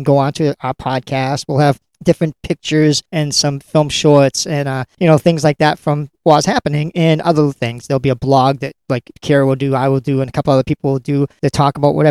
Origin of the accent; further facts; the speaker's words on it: Lynn, Massachusetts, United States; Lynn Mass is my hometown